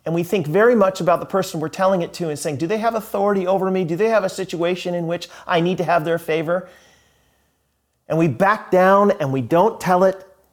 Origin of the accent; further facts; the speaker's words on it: United States; I'm an American